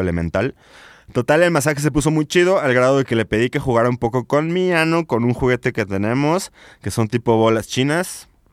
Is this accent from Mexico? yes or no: yes; Guadalajara, Jalisco, Mexico; now in León, Mexico; yo yo vivo en León, pero soy de Guadalajara